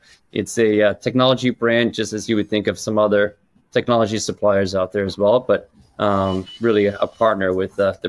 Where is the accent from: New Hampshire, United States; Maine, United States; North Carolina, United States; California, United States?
New Hampshire, United States; moved away as an adult; also born or lived in Stockholm, Sweden / Malmö, Sweden; now in Beaufort, United States; I was born in Stockholm, Sweden. So that's where my roots are. My dad's a New Yorker, so we ended up moving to the States when I was six. So I grew up in New Hampshire, up in New England.